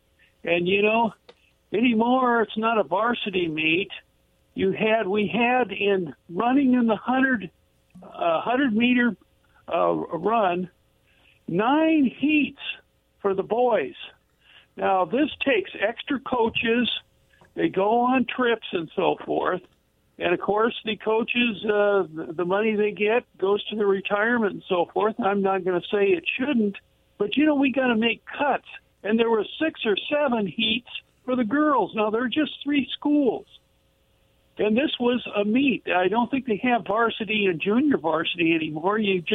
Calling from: Kennewick, Washington, United States; Well, this is … from Kennewick, and you know, things are just getting too expensive.

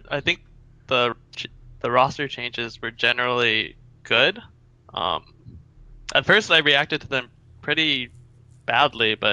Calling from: California, United States; Uh, calling from Southern California.

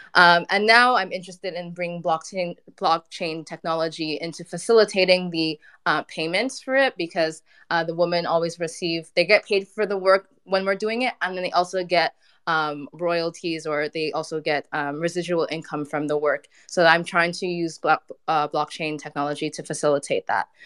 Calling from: Montreal, Quebec, Canada; also born or lived in Ghana; I'm calling in from Montreal.

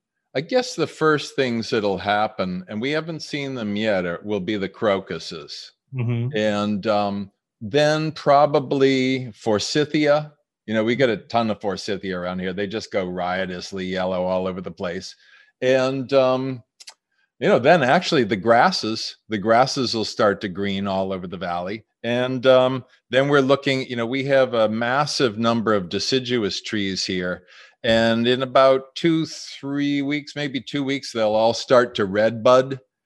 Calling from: Massachusetts, United States; Western Massachusetts. My wife and I are out near Amherst. So we're out in the country

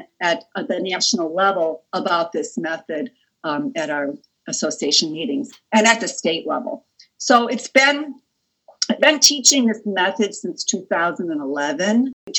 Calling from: Cleveland, Ohio, United States; Yes, I'm joining you from Cleveland, Ohio, and I'm very happy to be here with you today.

